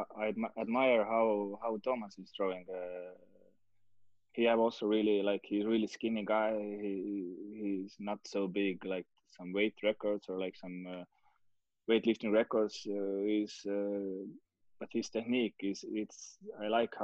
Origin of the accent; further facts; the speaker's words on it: Estonia; I was the guy from Estonia